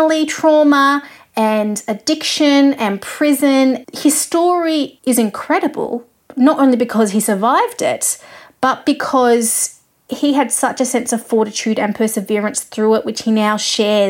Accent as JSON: {"language": "English", "country": "Australia", "said": "I'm an Australian music journalist"}